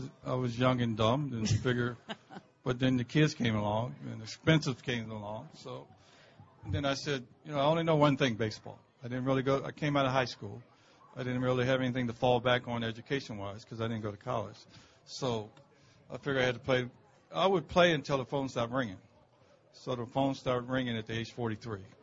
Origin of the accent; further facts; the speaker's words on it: Baltimore, Maryland, United States; I'm from Baltimore